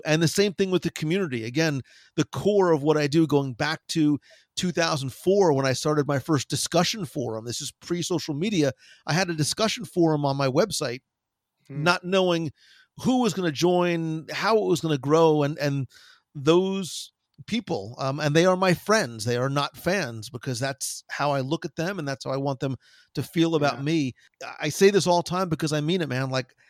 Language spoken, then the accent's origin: English; New Jersey, United States; I am from New Jersey originally.